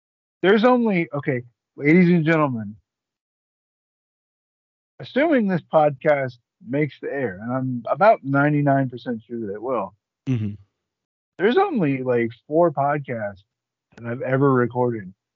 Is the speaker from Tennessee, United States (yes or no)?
no; Atlanta, Georgia, United States; I'm from Atlanta, which is in Georgia in name only